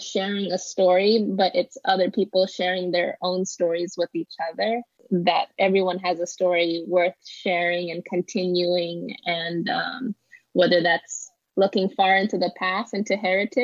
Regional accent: Los Angeles, California, United States; Growing up in Los Angeles

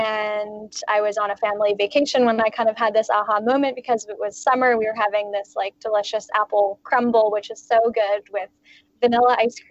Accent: Halifax, Nova Scotia, Canada; now in Vancouver, Canada; I'm originally from Halifax, Nova Scotia, actually, but I've kind of been slowly moving west for school and stuff. And I ended up moving out to Vancouver for a job about 7 years ago.

